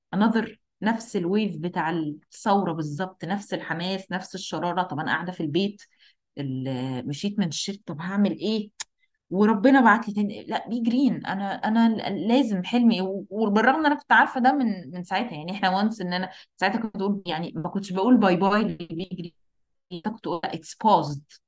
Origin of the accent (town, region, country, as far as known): Egypt